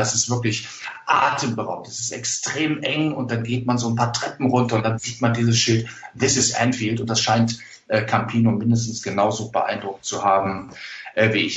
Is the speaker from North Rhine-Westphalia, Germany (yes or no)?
yes; area beyond Mettmann from Düsseldorf, North Rhine-Westphalia, Germany; im beschaulichen Mettmann-Metzkausen, also genau zwischen meiner Heimat und Düsseldorf gelegen